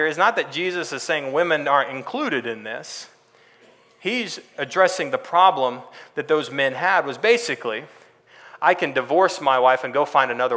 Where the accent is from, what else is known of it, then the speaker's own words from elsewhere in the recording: Texas, United States; moved away as an adult; also born or lived in California; I grew up in Texas